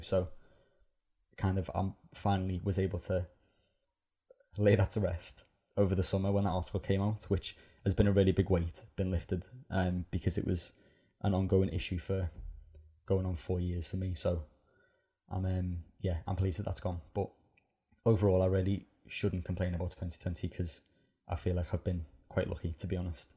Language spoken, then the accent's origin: English; Liverpool, North West England, United Kingdom; growing up in Liverpool